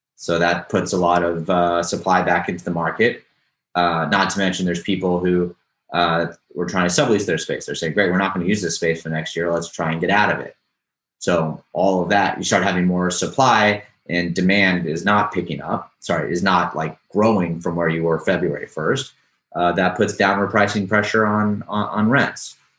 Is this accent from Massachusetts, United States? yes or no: no; Houston, Texas, United States; now in New York City, United States; I'm from Houston